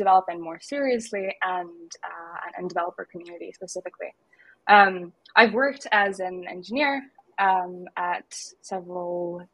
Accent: Lithuania; moved away; also born or lived in Spain / Edinburgh; I hail from Lithuania.

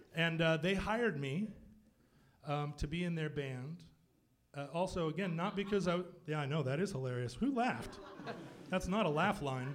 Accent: Anchorage, Alaska, United States; moved away; I grew up in Anchorage

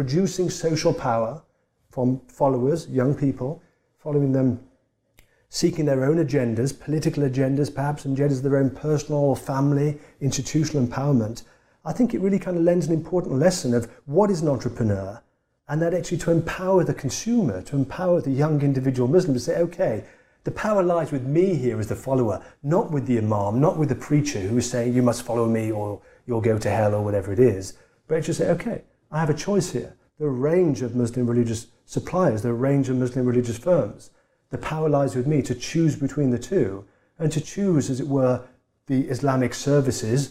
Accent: Tipton, West Midlands, United Kingdom; moved away; in the area I grew up in England. I'm from a town that not many of us got out of. I'm from a town called Tipton

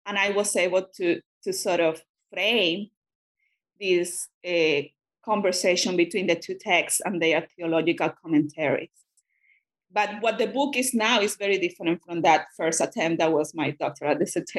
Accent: Cuba; first language Spanish; English is a second language; I'm a Spanish speaker, and I grew up in Cuba, and it happened to be that in communist Cuba, when I was a student, those readings were forbidden

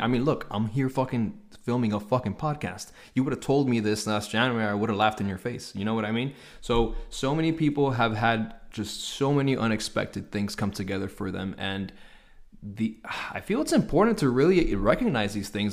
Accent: Hialeah, Florida, United States; born and raised in Hialeah, Florida.

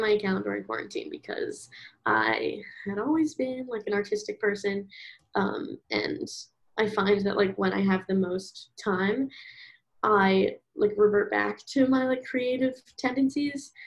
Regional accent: Philadelphia, Pennsylvania, United States; moved away as an adult; now in St. Louis, United States; I'm from Philadelphia and I am 20 right now. I'm currently in school. WashU, St. Louis.

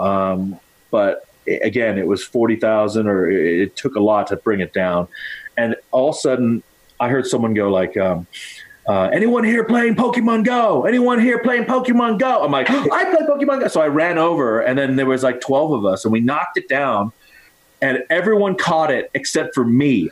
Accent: United States; being Chinese American

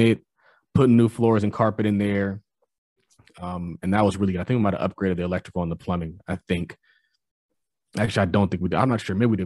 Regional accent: California, United States; I'm from California

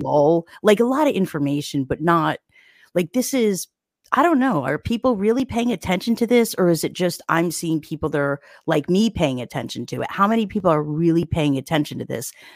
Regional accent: New Jersey, United States; I'm from New Jersey.

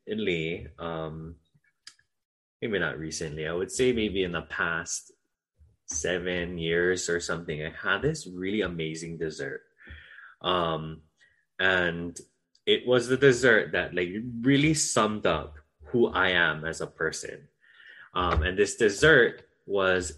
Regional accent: Waimea, Hawaii, United States; now in Waialua, United States; I come from Waimea on Hawaii Island, and this is the best Waimea.

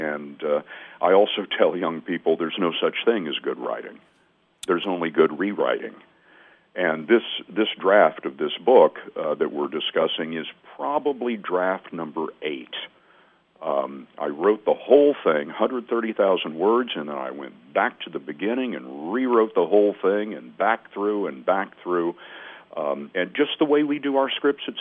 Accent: Lubbock, Texas, United States; moved away; the 90,000 daily paper in my hometown of Lubbock, Texas

